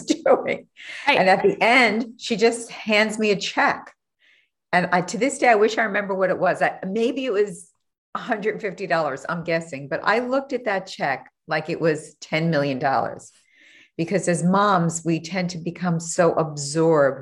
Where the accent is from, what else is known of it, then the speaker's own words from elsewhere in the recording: New York, United States; now in Miami, United States; I grew up in New York.